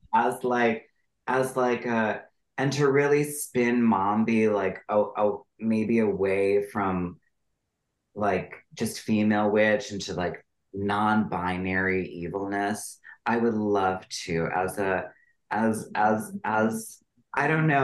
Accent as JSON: {"language": "English", "region": "Wisconsin River", "country": "United States", "tie": "born or raised there", "said": "I grew up on the Wisconsin River"}